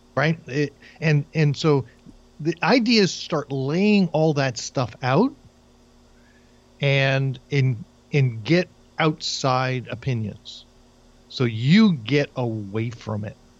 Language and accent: English; New Jersey, United States; moved away; I grew up in New Jersey in an entirely Jewish community